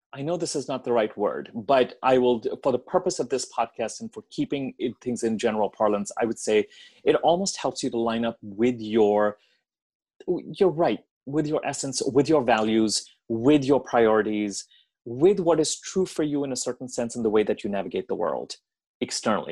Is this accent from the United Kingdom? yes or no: no; Delhi, India; moved away as an adult; now in United States; I grew up in Delhi. I grew up in India. I was there till I was 17. And then I came to the States to go to college